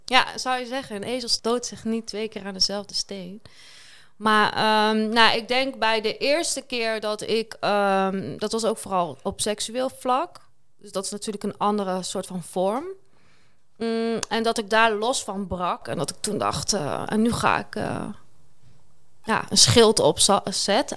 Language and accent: Dutch; Kampen, Overijssel, Netherlands; Ik kom uit Kampen